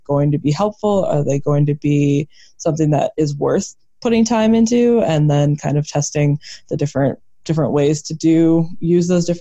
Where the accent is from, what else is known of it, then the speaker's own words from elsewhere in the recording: Midwest, United States; now in Denver, United States; I grew up in the Midwest